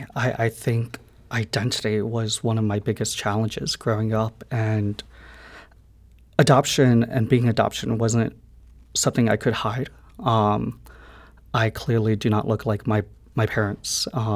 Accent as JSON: {"language": "English", "region": "Midwest", "country": "United States", "tie": "born or raised there", "said": "that was one thing I could really relate to her on growing up in the Midwest."}